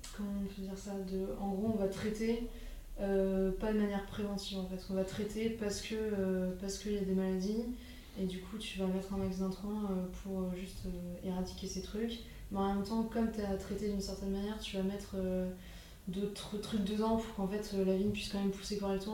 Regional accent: Alsace, Grand Est, France; now in Paris, France; je viens d'Alsace enfin j'ai grandi en Alsace

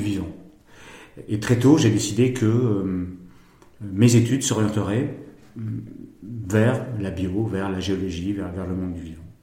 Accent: Bordeaux, Nouvelle-Aquitaine, France; je suis né à Bordeaux, ville où j'ai grandi

